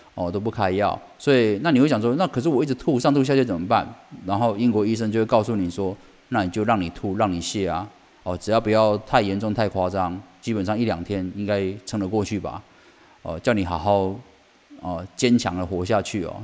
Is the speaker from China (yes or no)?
no; Taiwan; 我们台湾人